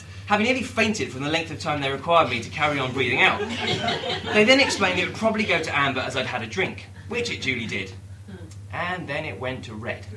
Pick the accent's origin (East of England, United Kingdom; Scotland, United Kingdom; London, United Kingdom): East of England, United Kingdom; Dunstable; about 5 miles away from my hometown of Dunstable